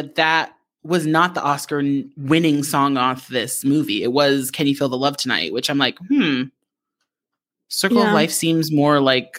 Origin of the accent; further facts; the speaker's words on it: Japan; I remember growing up in Japan